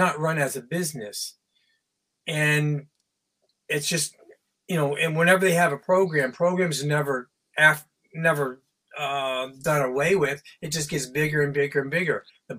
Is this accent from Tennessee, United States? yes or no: no; Georgia, United States; moved away as an adult; also born or lived in Ohio; now in New York, United States; I'm from Georgia. My childhood was split between Ohio and Georgia.